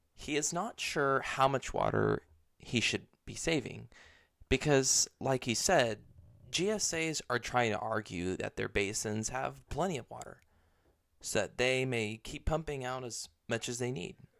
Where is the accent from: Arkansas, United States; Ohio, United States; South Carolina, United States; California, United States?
California, United States; Bakersfield; my hometown of Bakersfield